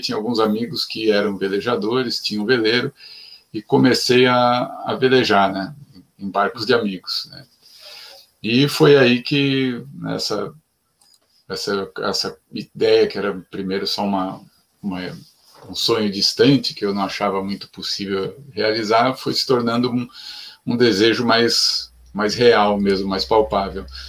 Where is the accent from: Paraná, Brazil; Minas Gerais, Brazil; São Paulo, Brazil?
São Paulo, Brazil; nasci em São Paulo, cresci em, em ambiente de cidade